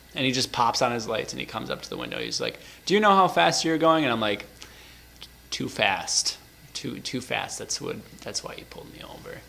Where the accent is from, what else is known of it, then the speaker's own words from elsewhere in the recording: Wisconsin, United States; I'm from Wisconsin